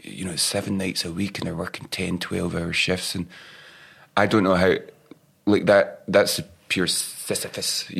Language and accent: English; Ayrshire, west coast of Scotland, United Kingdom; me and the other boys in the band, we grew up in Ayrshire, west coast of Scotland, just south of Glasgow